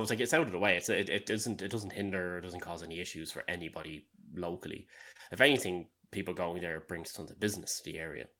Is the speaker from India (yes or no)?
no; Dublin, Leinster, Ireland; moved away as an adult; now in Galway, Ireland; growing up in Dublin